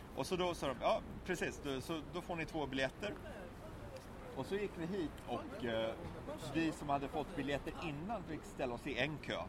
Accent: Sweden; som svensk har man ju … i blodet

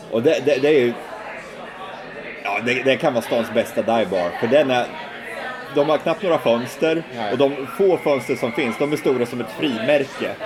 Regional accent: Sweden; vi svenskar

